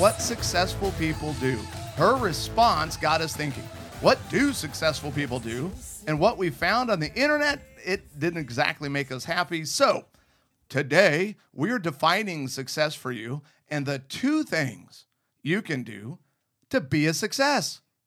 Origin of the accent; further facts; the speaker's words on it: Arizona, United States; also born or lived in Southern California; Growing up in Arizona in the middle of the desert